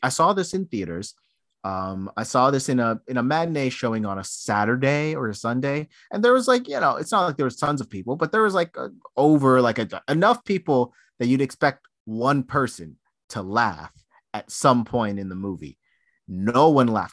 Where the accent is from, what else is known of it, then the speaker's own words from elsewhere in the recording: United States; I'm an American